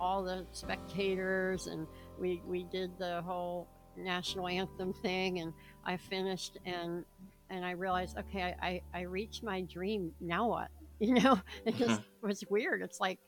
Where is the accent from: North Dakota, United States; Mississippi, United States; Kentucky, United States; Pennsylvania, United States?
Pennsylvania, United States; Philadelphia; I was born in Philadelphia and pretty much, you know, grew up all around there.